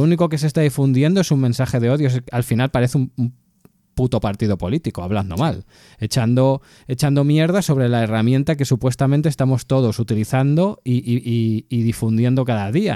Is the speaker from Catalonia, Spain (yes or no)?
yes; Catalonia, Spain; soy catalán